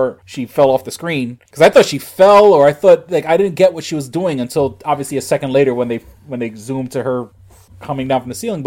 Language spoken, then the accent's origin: English; New York City, New York, United States; growing up in New York City